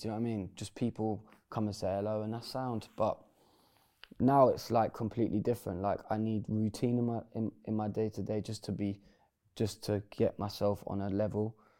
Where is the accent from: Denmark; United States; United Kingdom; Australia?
United Kingdom; Bedford, East of England; my hometown in Bedford.